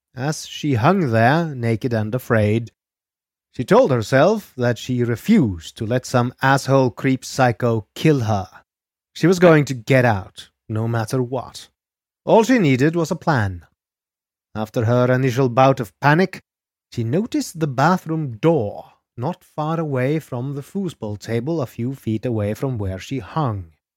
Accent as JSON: {"language": "English", "country": "Norway", "said": "I am your Norwegian host"}